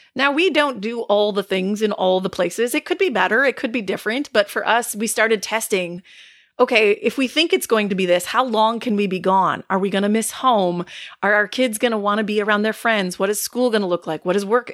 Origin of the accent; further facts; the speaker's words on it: Northeast Wisconsin, United States; We are from Northeast Wisconsin